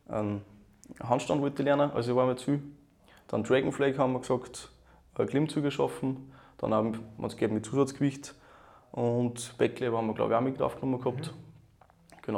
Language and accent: German; Upper Austria, Austria; bin aus Österreich, in der Nähe von Linz